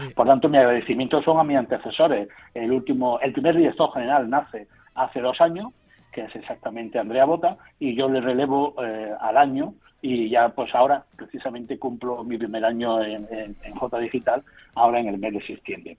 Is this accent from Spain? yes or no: yes; Córdoba, Andalusia, Spain; soy cordobés, licenciado en Derecho